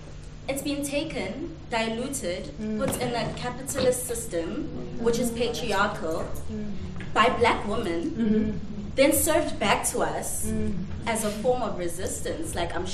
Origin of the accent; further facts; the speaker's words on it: South Africa; I'm born and raised in Africa, South Africa.